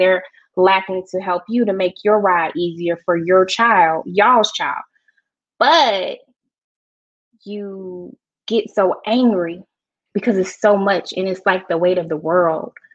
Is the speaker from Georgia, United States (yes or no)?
yes; Georgia, United States; I'm a Georgia peach